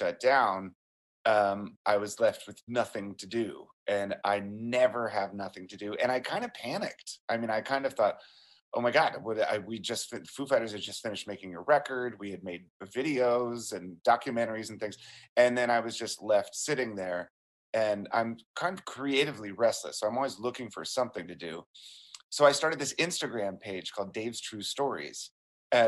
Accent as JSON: {"language": "English", "town": "Springfield", "region": "Virginia", "country": "United States", "tie": "born or raised there", "said": "growing up in Springfield, Virginia, just outside of D.C."}